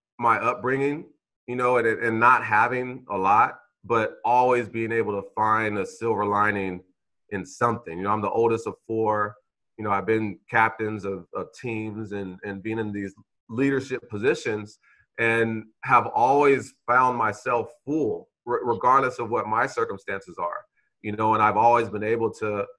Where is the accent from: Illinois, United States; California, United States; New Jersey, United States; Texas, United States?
California, United States; Vallejo; moved away as an adult; I'm this kid from Vallejo